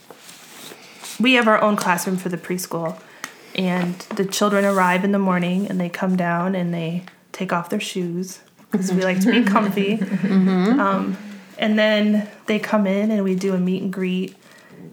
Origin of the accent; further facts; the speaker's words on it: Chicago, Illinois, United States; moved away as an adult; now in West Virginia, United States; I'm from the Chicagoland area